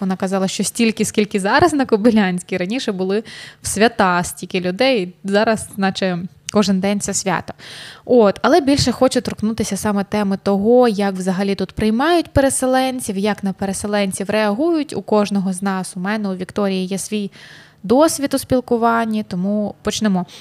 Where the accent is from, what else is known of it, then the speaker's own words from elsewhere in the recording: Sloviansk, Donetsk Oblast, Ukraine; now in Chernivtsi, Ukraine; ти зі Слов'янська